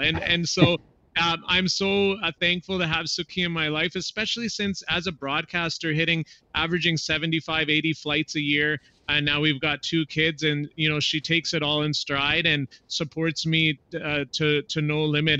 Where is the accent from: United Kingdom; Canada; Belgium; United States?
Canada; southern Alberta; growing up in a small town in southern Alberta